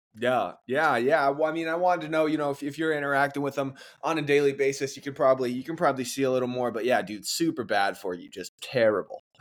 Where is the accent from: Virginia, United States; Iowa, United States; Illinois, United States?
Illinois, United States; Chicago; I'm from Chicago. That's where I live now, too